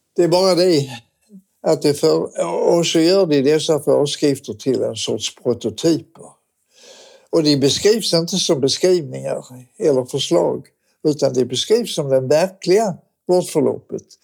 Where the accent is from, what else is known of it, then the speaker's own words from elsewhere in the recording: Malmö, Skåne, Sweden; jag är född och uppvuxen i Malmö